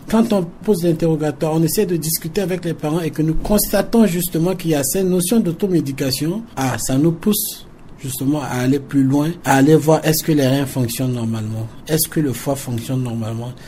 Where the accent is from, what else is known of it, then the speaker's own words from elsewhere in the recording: Central African Republic; chez nous, en Centrafrique